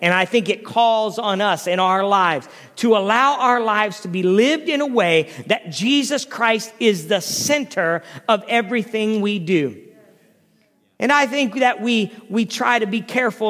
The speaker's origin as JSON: {"language": "English", "town": "Canton", "country": "United States", "tie": "born or raised there", "said": "growing up in Canton and in the home of a pastor"}